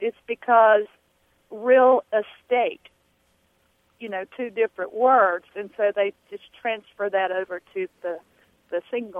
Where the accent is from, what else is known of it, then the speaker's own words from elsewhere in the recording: the South, United States; accent: southern; that could be my southern accent.